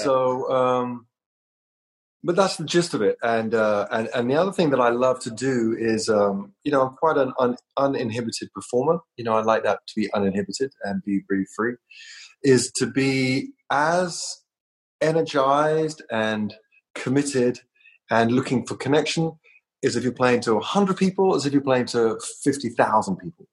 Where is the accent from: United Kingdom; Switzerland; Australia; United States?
United Kingdom; London; moved away as an adult; I came from London.